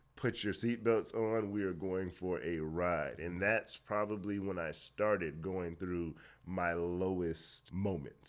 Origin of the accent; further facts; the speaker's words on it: Miami, Florida, United States; moved away as an adult; also born or lived in Orlando, Florida; now in Atlanta, United States; born and raised in Miami, Florida. Lived there, uh, m, majority of my, well, all of my childhood, majority of my life